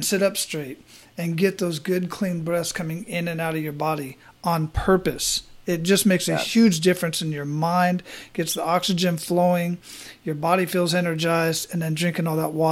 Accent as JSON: {"language": "English", "town": "Phoenix", "region": "Arizona", "country": "United States", "tie": "born or raised there", "also_born_or_lived": "Hawaii", "moved": "yes", "said": "I grew up in Phoenix, Arizona"}